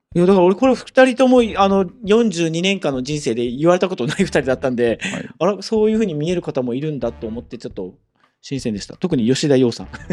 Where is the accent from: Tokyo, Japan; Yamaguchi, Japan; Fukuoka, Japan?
Fukuoka, Japan; 私も生まれも育ちも福岡でずっと福岡なんですけど